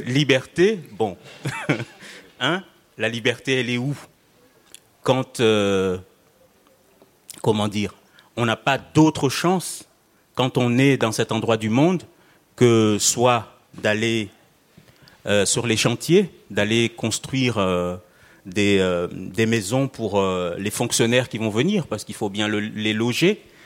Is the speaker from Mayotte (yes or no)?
yes; Mayotte